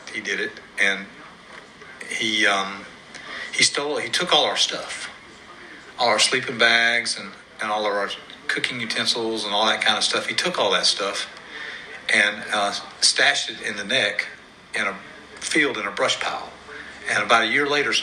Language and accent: English; Johnsonville, South Carolina, United States; I'm from Johnsonville, South Carolina. I grew up in a community called Prospect.